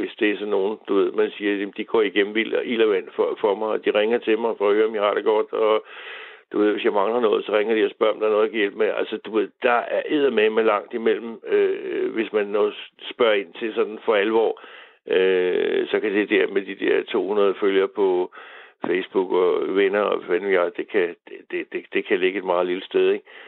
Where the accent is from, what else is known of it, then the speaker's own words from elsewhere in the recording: Humlebæk, Capital Region of Denmark, Denmark; vi er danskere, eller jeg er humlebækker